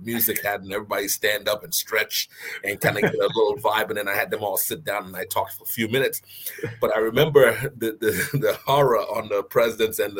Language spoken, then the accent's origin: English; U.S. Virgin Islands; moved away as an adult; also born or lived in Bristol, Rhode Island; I grew up in the Virgin Islands and I came straight to college from the Virgin Islands. So I went from St. Croix all the way to Bristol, Rhode Island.